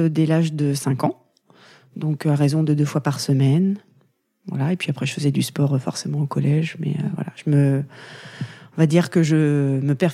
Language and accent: French; Valognes, Normandy, France; en Normandie, mais pas à Granville. Je suis du Nord-Cotentin. Je suis née à Valogne, voilà, où j'ai fait euh, la plupart